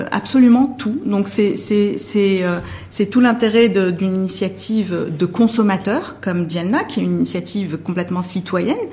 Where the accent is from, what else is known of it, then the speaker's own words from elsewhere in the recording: Morocco; en tant que Marocain et, consommateur euh, marocain ou marocaine